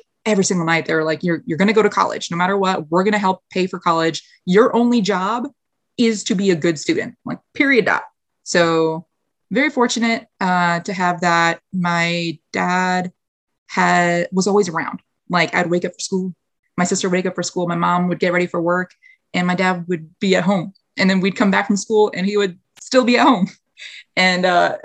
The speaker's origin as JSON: {"language": "English", "town": "White Plains", "region": "New York", "country": "United States", "tie": "born or raised there", "also_born_or_lived": "North Carolina", "moved": "as an adult", "said": "born and raised in White Plains, New York. It's just like 30, 45 minutes north of the city"}